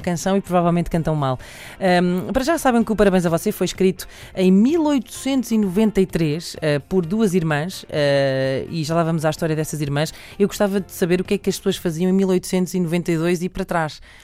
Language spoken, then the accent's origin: Portuguese; Lisbon, Portugal; Nasci muito perto da Gulbenkian, numa clínica que havia na altura